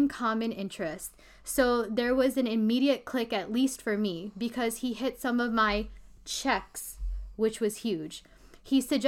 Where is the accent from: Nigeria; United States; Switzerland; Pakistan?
Pakistan; we're Pakistani